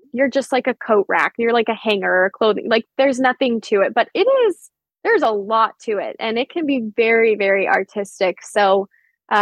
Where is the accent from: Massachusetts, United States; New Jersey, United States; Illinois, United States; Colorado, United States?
Colorado, United States; Denver; it's just outside of Denver, which is my hometown where I mainly grew up